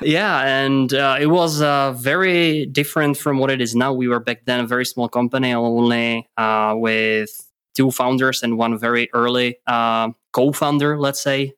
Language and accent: English; Czechia; English is a second language; moved away as an adult; now in Germany; I'm actually from Czech Republic